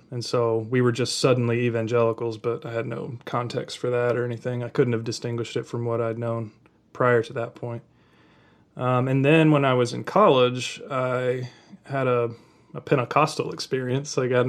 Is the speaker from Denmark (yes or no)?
no; Kentucky, United States; I grew up in Kentucky, and as you know, just a couple hour drive from where I grew up, and I have relatives who still are very into that kind of thing.